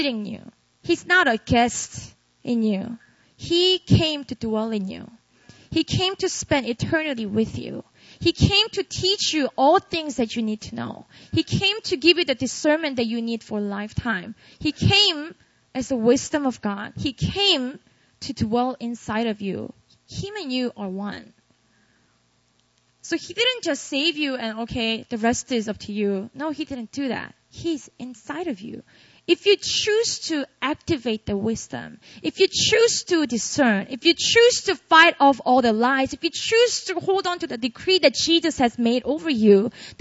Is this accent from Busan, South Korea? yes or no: yes; Busan, South Korea; moved away as an adult; also born or lived in Seoul, South Korea / Philadelphia, United States; I grew up in a city called Busan in the south